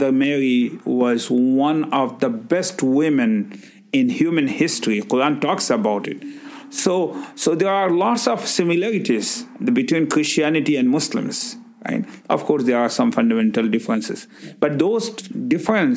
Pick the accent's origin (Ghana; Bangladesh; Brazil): Bangladesh; English is a second language; moved away as an adult; now in Brantford, Canada; I'm originally from Bangladesh